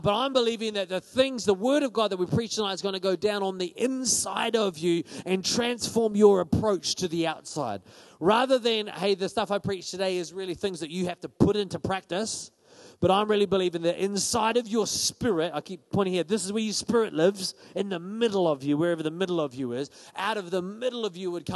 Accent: Paraparaumu, Wellington, New Zealand; I'm from Paraparaumu.

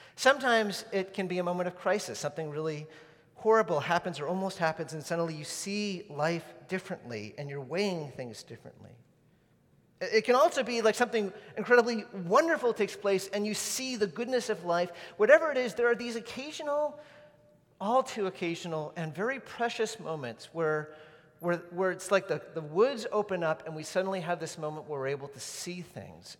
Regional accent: New England, United States; when I was a kid growing up in New England

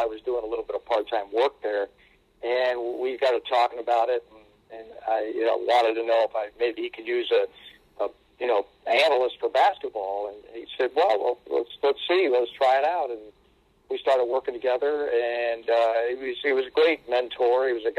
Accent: West Hartford, Connecticut, United States; also born or lived in Manchester, Connecticut; I grew up in West Hartford, actually, where you're living now. Until I was in high school, we lived in West Hartford

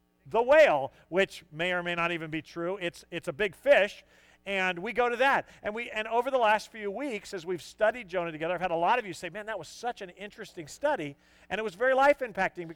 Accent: San Diego, California, United States; also born or lived in El Cajon; I grew up in San Diego

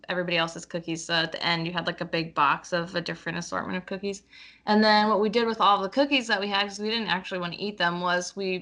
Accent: Pennsylvania, United States; moved away as an adult; also born or lived in Virginia / Indianapolis; now in Seattle, United States; I grew up in Pennsylvania

